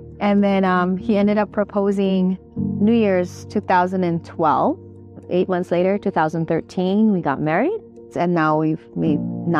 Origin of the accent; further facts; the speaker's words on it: Long Beach, California, United States; also born or lived in Philippines; I grew up in the Philippines, and my family immigrated here to the U.S. when I was 8. I grew up in Long Beach.